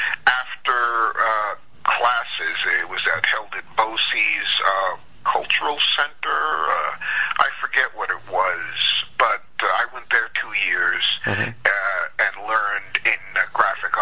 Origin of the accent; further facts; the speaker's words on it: New York, United States; moved away as an adult; now in Los Angeles, United States; When I was growing up in New York